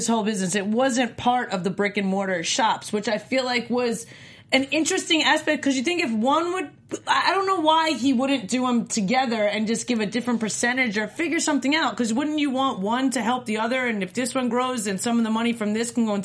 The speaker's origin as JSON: {"language": "English", "region": "New York", "country": "United States", "tie": "born or raised there", "also_born_or_lived": "North Carolina", "moved": "as an adult", "said": "I grew up in New York eating lots of good pizza my entire life"}